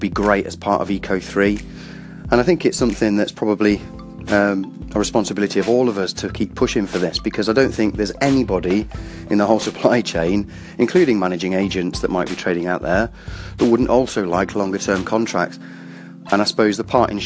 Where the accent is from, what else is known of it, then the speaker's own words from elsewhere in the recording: Welsh, Wales, United Kingdom; I'm Welsh